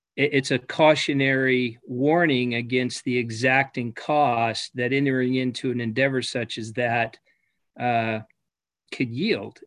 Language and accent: English; United States; as an American